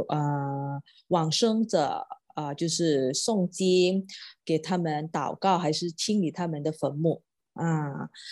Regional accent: Johor, Malaysia; Chinese is a second language; 我是来自柔佛州，土生土长在这里咯

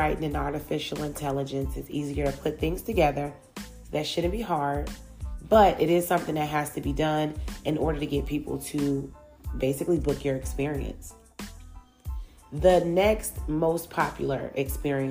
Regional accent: Chicago, Illinois, United States; now in Atlanta, United States; I grew up in Chicago, Illinois, but living in Atlanta has truly introduced me to even more cultures than I saw back home.

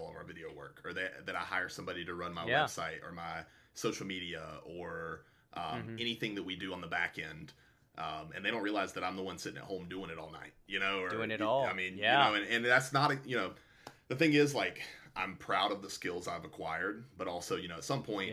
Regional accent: South Carolina, United States; born or raised there

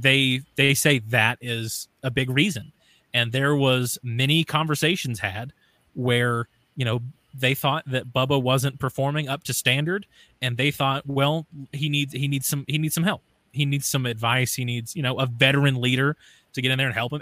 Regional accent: the South, United States; I have an accent or whatever, but I'm from the South

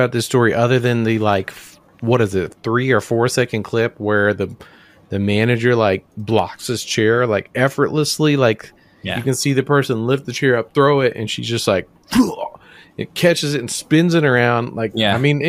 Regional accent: Germantown, Tennessee, United States; moved away; When I was growing up in Memphis, as I live in Germantown

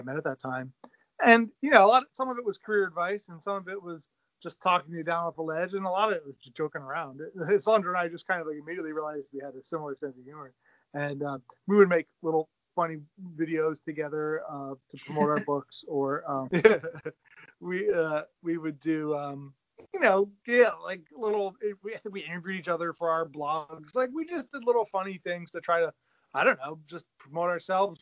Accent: Pennsylvania, United States; also born or lived in Bethlehem, Pennsylvania; I am from Pennsylvania. I live in Bethlehem, PA, out the eastern part of the state near Jersey, north of Philadelphia.

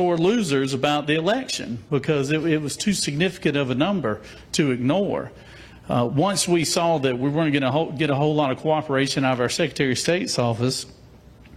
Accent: Jackson, Georgia, United States; I'm from Jackson, Georgia. I represent 9 counties in middle Georgia, ranging from my hometown of Jackson

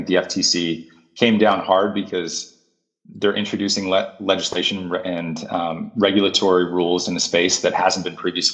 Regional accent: United States; as American consumers

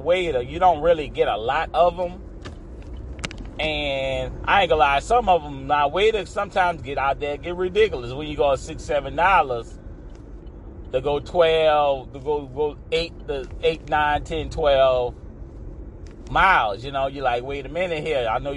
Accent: Louisiana, United States; I'm from Louisiana

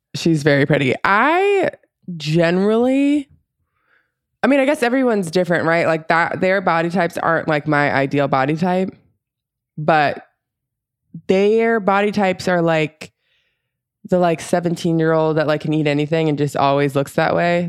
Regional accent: Florida, United States; growing up in Florida, paddleboarding is, like, a pretty normal thing that people

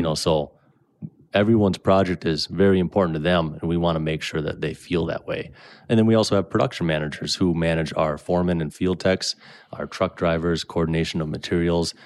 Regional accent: Brainerd, Minnesota, United States; also born or lived in Bemidji; I was born in Brainerd. Um, I still live up in Brainerd today, just a little south of Nisswa. Grew up there

